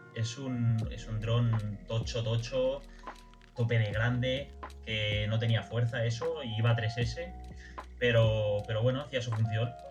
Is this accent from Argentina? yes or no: no; Barcelona, Catalonia, Spain; soy de Barcelona